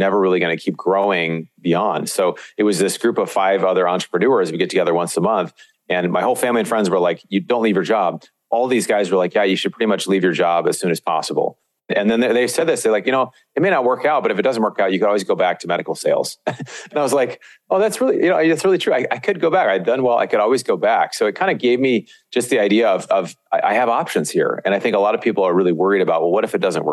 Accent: Seattle, Washington, United States; moved away as an adult; also born or lived in Montana; I grew up in Seattle, but was at this church in Montana

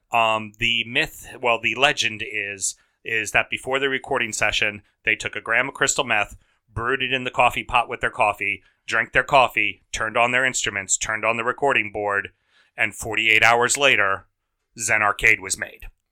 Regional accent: United States; the red-blooded Americans we are

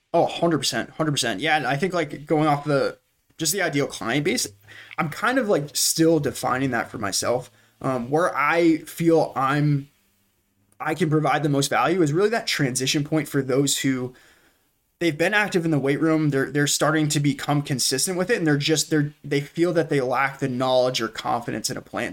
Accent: New Hampshire, United States; born and raised in New Hampshire

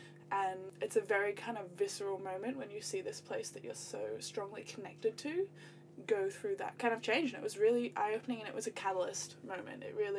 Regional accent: Cairns, Queensland, Australia; I'm from Cairns, beautiful Cairns, far north Queensland, sandwiched in between the reef and the rainforest.

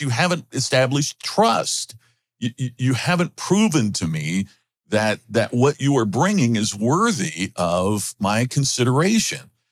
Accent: Crothersville, Indiana, United States; I grew up in the very rural part of Indiana, uh, near Louisville, Kentucky, just on the, you know, southern part of the state. And my folks owned the only grocery store in Crothersville, Indiana, my hometown

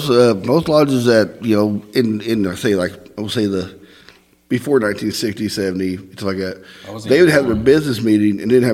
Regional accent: Southeast Missouri, United States; accent: Northern Indiana drawl; Well, I grew up in Southeast Missouri.

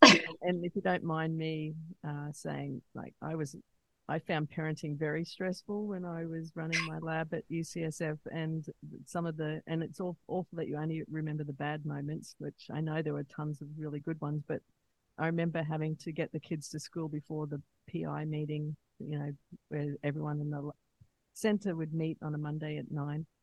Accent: Australia; moved away; also born or lived in United States; living in America, because I'm from Australia originally

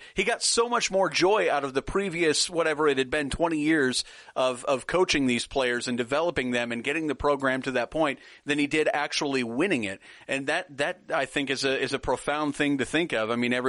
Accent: Nebraska, United States; now in Texas, United States; I live in Texas, and I'm from Nebraska.

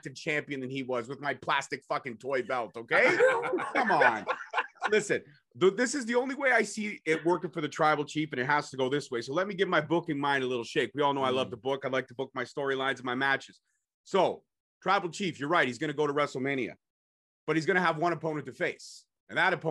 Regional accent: Canada; I'm a Canadian boy.

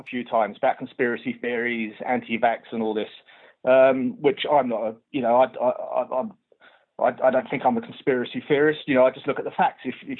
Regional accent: London, United Kingdom; now in Oxford, United Kingdom; I'm from London originally, but I'm in Oxford at the moment.

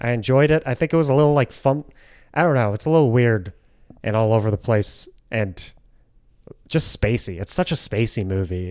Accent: Grosse Pointe Woods, Michigan, United States; my hometown, Grosse Pointe Woods

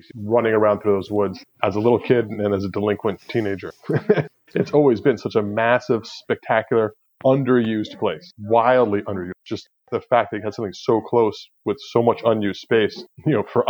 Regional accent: Mamaroneck, New York, United States; I grew up in Mamaroneck.

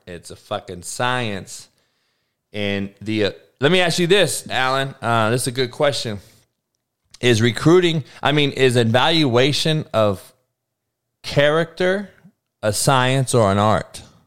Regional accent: California, United States; I'm actually from California. I'm actually from this area

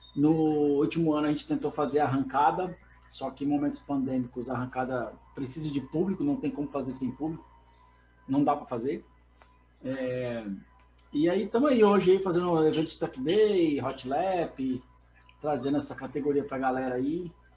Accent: Brasília, Federal District, Brazil; sou de Brasília

